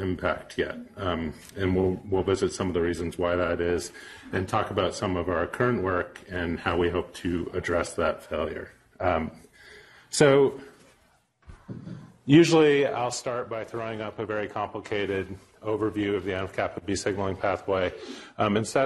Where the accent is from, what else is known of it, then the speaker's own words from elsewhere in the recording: Vermont, United States; also born or lived in Pennsylvania; I was born in Pennsylvania, but grew up in Vermont